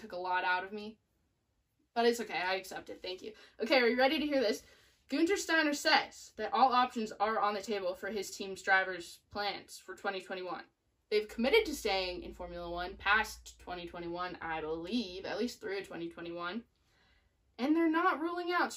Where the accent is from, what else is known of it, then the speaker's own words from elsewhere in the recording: United States; I'm an American gal